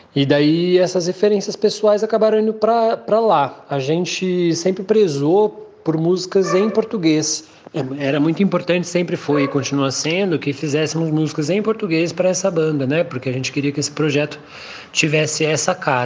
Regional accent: São José dos Campos, São Paulo, Brazil; moved away; na minha cidade natal ainda, né, lá em São José dos Campos.

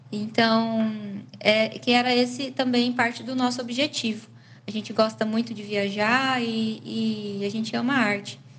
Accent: Paranavaí, Paraná, Brazil; Nós somos aqui de Paranavaí

